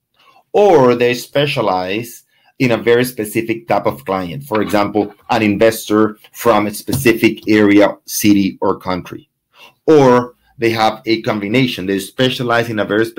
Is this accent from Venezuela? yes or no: yes; Venezuela; now in Coral Gables, United States; My background, I'm from Venezuela